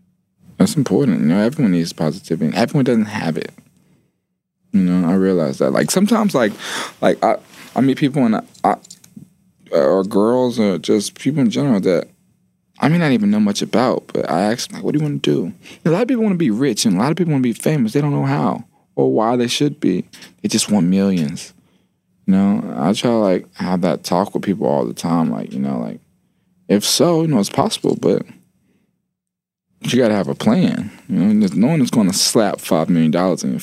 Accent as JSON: {"language": "English", "town": "Atlanta", "region": "Georgia", "country": "United States", "said": "I'm from Atlanta"}